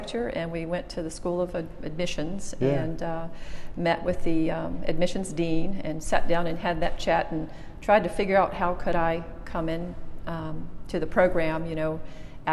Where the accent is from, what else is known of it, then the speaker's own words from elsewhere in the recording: Chesapeake, Virginia, United States; also born or lived in North Carolina; I grew up on the Norfolk side of Chesapeake and graduated from Indian River High School